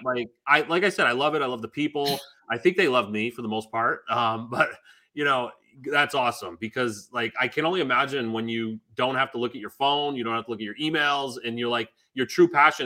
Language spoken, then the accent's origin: English; Augusta, Maine, United States; we didn't grow up with money. My house was 975 square foot ranch, of which probably 300 of those square feet were the basement. I don't know how they counted this place is that big, um, but it was safe. I'm from Augusta, Maine.